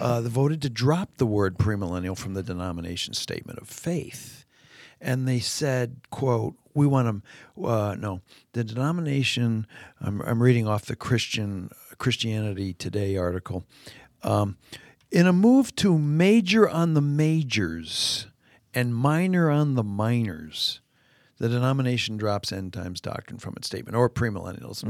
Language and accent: English; Canada; moved away; my days growing up in Canada when school would start.